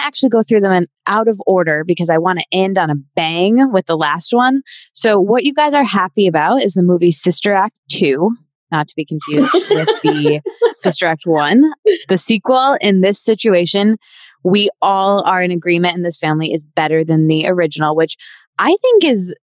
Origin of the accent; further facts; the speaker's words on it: Michigan, United States; … and I are both from Michigan